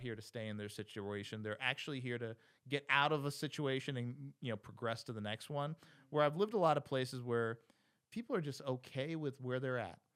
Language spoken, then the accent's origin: English; New Jersey, United States; moved away as an adult; also born or lived in New York City; go back to Jersey, my hometown